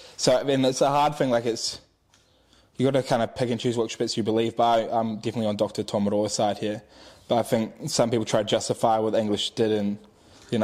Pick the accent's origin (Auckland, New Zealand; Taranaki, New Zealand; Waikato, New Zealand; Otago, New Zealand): Waikato, New Zealand; Te Awamutu; I grew up around Te Aumutu, like I was born there